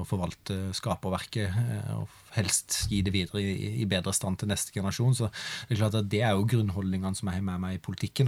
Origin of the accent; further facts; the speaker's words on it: Hornnes, Agder, Norway; also born or lived in Grimstad; jeg gikk hjemme på Hornes videregående Hornes gymnas